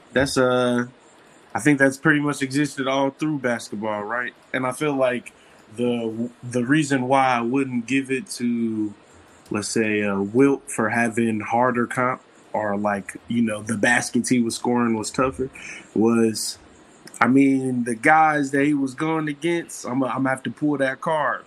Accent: Ohio, United States; I'm from Ohio, Midwest shit

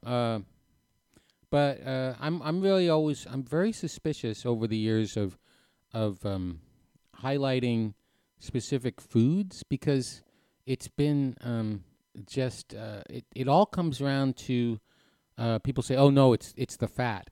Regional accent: New Hampshire, United States; moved away; I grew up in New Hampshire

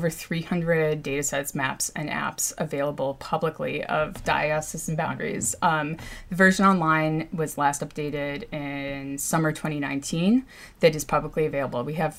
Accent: New York, United States; born there; So my background, I guess, I was born in Mount Sinai, and apparently I barely cried, and I was like super jolly as a baby

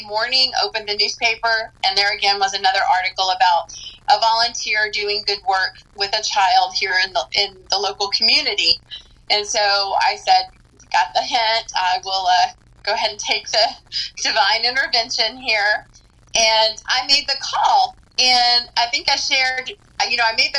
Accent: Tampa, Florida, United States; also born or lived in Fort Pierce, Florida; Actually born in Fort Pierce, but raised in Tampa. Went to school here.

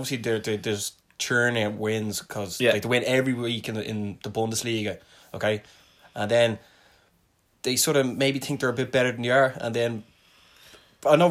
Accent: Ireland; as an Irishman

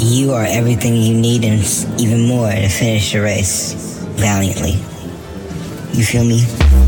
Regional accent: Dallas, Texas, United States; now in Brooklyn, New York, United States; based out of Brooklyn, New York, born and raised in Dallas, Texas.

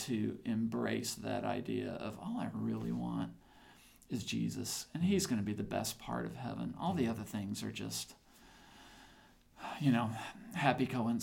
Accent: the South, United States; I'm a Southerner.

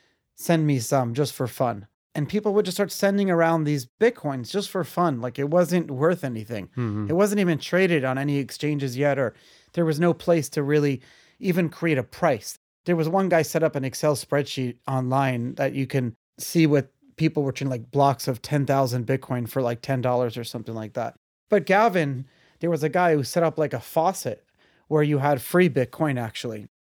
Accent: Brooklyn, New York, United States; So I grew up in Brooklyn and grew up in like the yeshiva world.

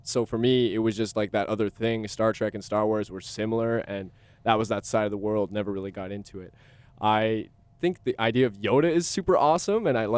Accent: Guelph, Ontario, Canada; also born or lived in Hamilton, Ontario; I'm from Guelph. I was born in Hamilton.

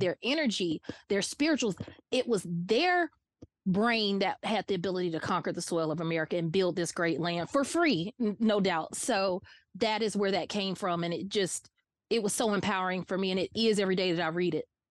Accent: Atlanta, Georgia, United States; also born or lived in Barnesville, Georgia; born and raised in Atlanta, Georgia, hardcore Southerner

